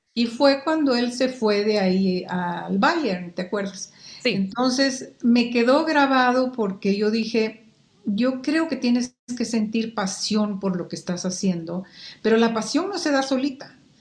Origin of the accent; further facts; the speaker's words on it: Quetzaltenango, Guatemala; moved away as an adult; now in Mexico; en Guatemala y en Saltenango, que fue donde yo estudié la primaria y la secundaria y, la prepa